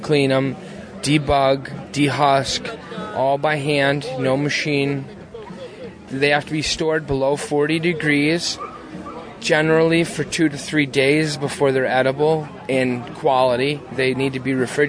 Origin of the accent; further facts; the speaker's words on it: Roscoe, New York, United States; I'm from Roscoe, New York